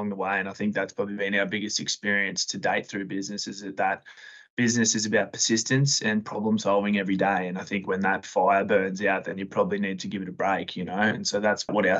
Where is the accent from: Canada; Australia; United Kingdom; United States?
Australia; Sydney, New South Wales; now in Brisbane, Australia; I'm from Western Sydney